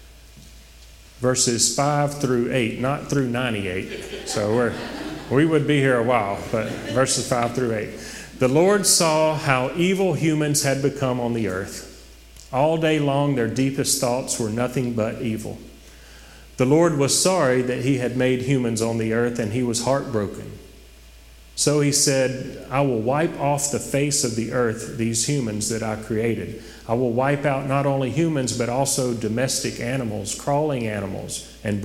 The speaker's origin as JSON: {"language": "English", "town": "Oak Grove", "region": "Louisiana", "country": "United States", "tie": "born or raised there", "said": "I'm from Oak Grove, small town, went to the Goodwill Church. When I was a kid"}